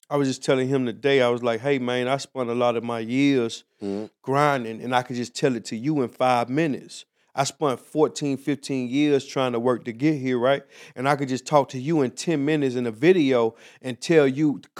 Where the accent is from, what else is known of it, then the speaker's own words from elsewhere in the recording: Miami, Florida, United States; Miami, Florida.